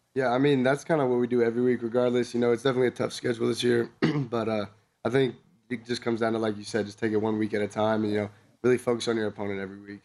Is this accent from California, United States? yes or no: yes; Southern California, United States; moved away as an adult; now in Wyoming, United States